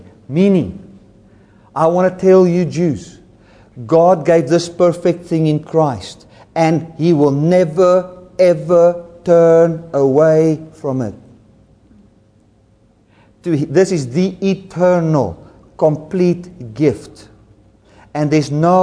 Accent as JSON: {"language": "English", "country": "South Africa", "first_language": "Afrikaans", "second_language": "English", "said": "I'm a South Afrikaans-speaking Boersian"}